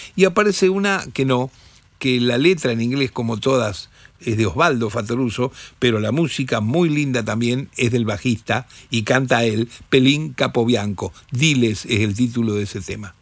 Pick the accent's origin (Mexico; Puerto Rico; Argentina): Argentina; Rosario, Santa Fe; moved away; del interior, nosotros, rosarinos